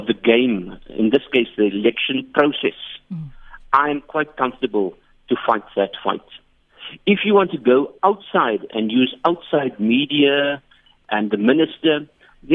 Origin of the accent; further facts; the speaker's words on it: Port Elizabeth, Eastern Cape, South Africa; moved away as an adult; now in Johannesburg, South Africa; I'm from Port Elizabeth